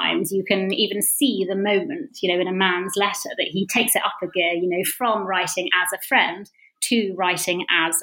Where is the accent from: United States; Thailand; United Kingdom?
United Kingdom; Bedfordshire, East of England; moved away as an adult; also born or lived in Sheffield / London; I grew up in Bedfordshire.